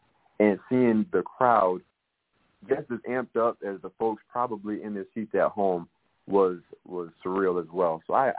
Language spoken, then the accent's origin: English; Northeast, United States; also born or lived in Southeast US; now in Southeast, United States; even though I'm born and raised in the Northeast, make my residence here in the Southeast, I still got deep-rooted love for the West Coast.